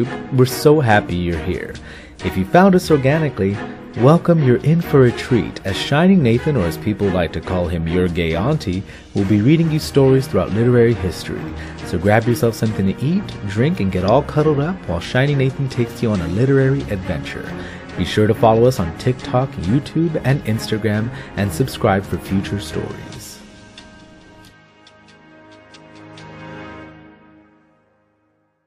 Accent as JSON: {"language": "English", "region": "South Texas", "country": "United States", "tie": "born or raised there", "said": "I grew up with down in the South Texas region"}